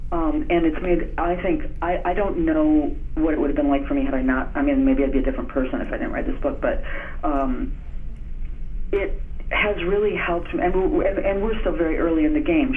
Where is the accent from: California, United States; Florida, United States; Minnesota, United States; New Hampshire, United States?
Minnesota, United States; I'm from Minnesota